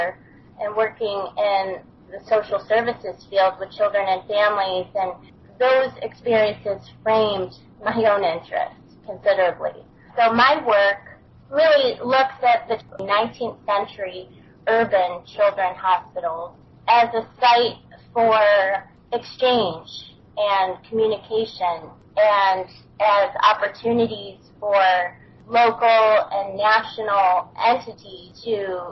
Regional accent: south of Buffalo, Western New York, United States; moved away as an adult; I grew up in Western New York, south of Buffalo. So for the first 25 years of my life

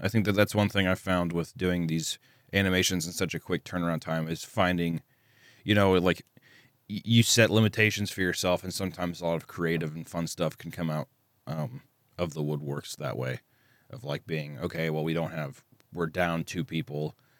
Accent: Kearney, Missouri, United States; accent: Southern; I'm from Kearney, Missouri, which is, like, a little outside of Kansas City

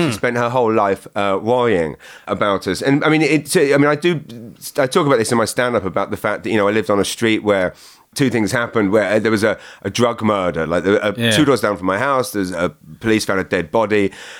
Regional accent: Maidenhead, South East England, United Kingdom; moved away as an adult; now in Saint John, Canada; So I was born in Maidenhead, Berkshire, which is a small town

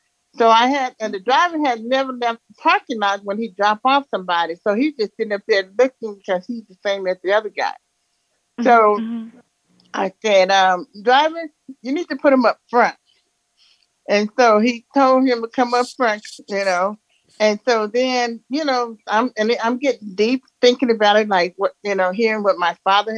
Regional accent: Louisiana, United States; now in Denver, United States; Oh, I'm in Denver, Colorado, but I'm from Louisiana.

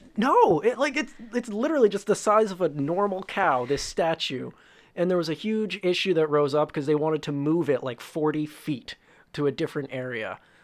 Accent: Woodstock, Ontario, Canada; I come from a very small town. Well, not very small, but a small town called Woodstock, Ontario.

